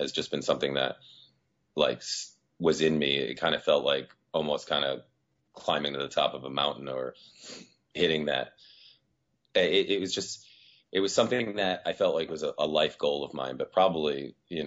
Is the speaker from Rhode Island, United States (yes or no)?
yes; Rhode Island, United States; also born or lived in Azores, Portugal; Well, I'm originally from the Azores. And when I was 3 years old, I moved over here to New England. And I've lived here in Rhode Island for most of my life